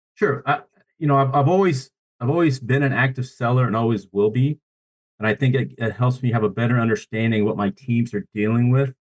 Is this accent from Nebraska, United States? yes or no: yes; Columbus, Nebraska, United States; now in Tulsa, United States; I'm born and raised in a town called Columbus, Nebraska.